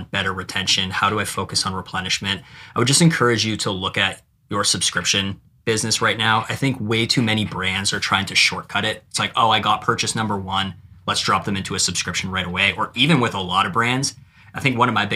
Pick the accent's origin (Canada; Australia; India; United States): Canada; I'm Canadian